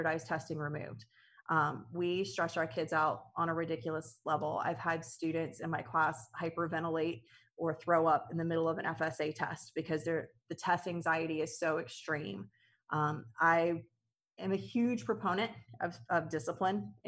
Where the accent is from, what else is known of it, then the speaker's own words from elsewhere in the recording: United States; I'm born and raised in Clay County, so I actually went through the Clay County school system